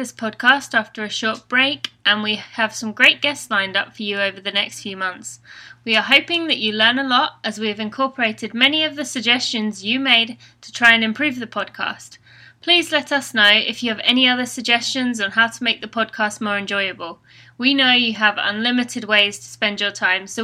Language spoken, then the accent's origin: English; England, United Kingdom; accent: British; now in United States; I'm originally from England, and I'm an elite runner living in America with my fiancé, Steve